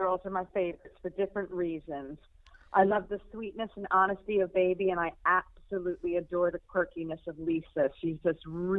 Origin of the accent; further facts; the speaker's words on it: near where Kellerman's is set, New York, United States; accent: American twang; moved away as an adult; now in United Kingdom; I was born and raised in not far, actually, from where Kellerman's is set. But I've lived in the UK now for 24 years. I just never lost my twang. And I became a UK citizen 3 years ago. Still, I'm still an American at heart